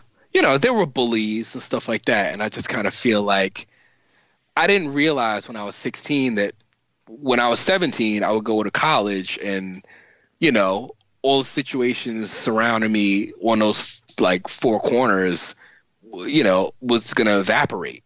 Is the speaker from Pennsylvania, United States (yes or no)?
no; New York City, New York, United States; I grew up in the Bronx